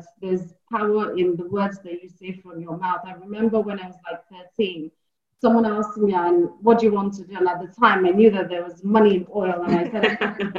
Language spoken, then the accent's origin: English; Nigeria; also born or lived in Ilesha, Osun State / Zaria (ABU university); I was born in Nigeria, Ilesha precisely